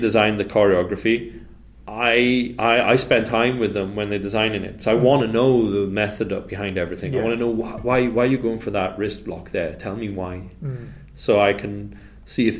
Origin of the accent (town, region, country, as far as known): Wales, United Kingdom; moved away; also born or lived in Indonesia